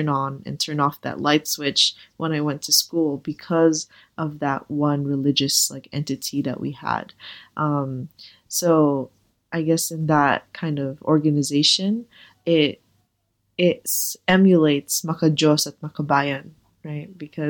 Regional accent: Philippines; because I was always surrounded by this huge community of Filipino people from my homeland, from my hometown.

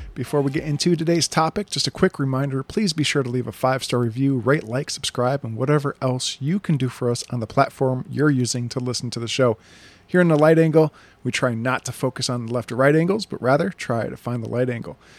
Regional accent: United States; Growing up in, uh, America, living as an American

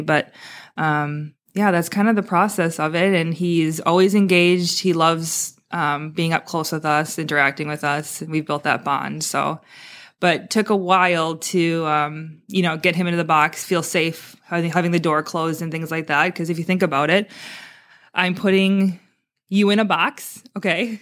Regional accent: Wisconsin, United States; moved away as an adult; also born or lived in Maui; now in Naples, United States; I grew up in Wisconsin

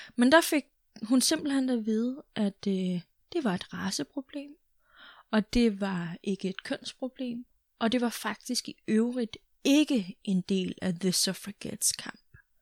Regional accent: Greenland; Jeg er dansk grønlænder

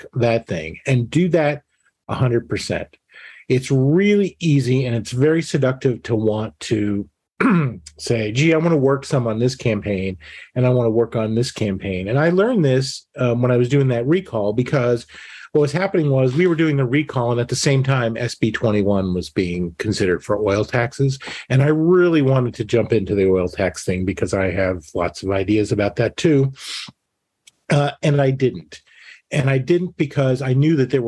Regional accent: Montgomery County, Maryland, United States; moved away as an adult; also born or lived in Washington, D.C.; now in Anchorage, United States; I was born in Washington, D.C., lived in that area for 25 years, grew up in Montgomery County, Maryland

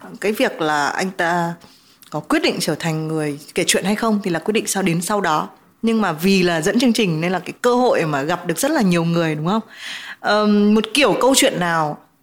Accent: Vietnam

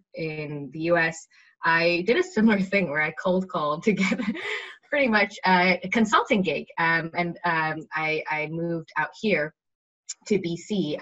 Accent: Johannesburg, Gauteng, South Africa; now in Canada; I was in South Africa because I grew up in Johannesburg and that's where the accent sometimes changes. But I guess now I've lived in North America for 10 years.

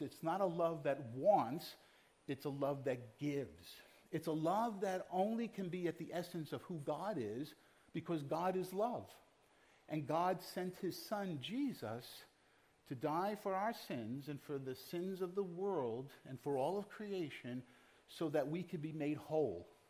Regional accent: New York City, New York, United States; moved away; I was born in Brooklyn and I still carry some of that uh, DNA with me

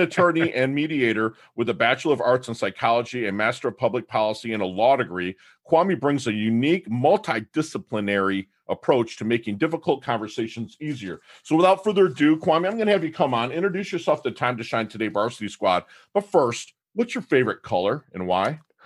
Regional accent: Michigan, United States; now in South Florida, United States; I'm from Michigan

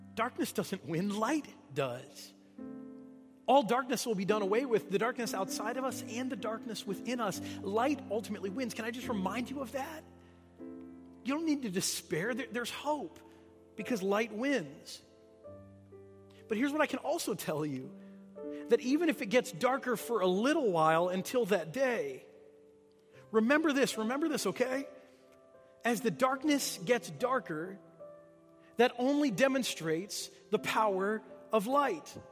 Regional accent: Michigan, United States; moved away as an adult; now in St. Louis, United States; I grew up in Michigan. I spent my whole life there until I moved away to, uh, to come to graduate school

